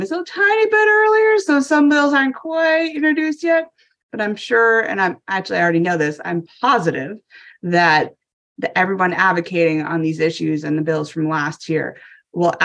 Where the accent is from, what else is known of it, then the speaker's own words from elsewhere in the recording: Maine, United States; now in Washington DC, United States; I'm a former Mainer, maybe a transplanter from Maine is my home state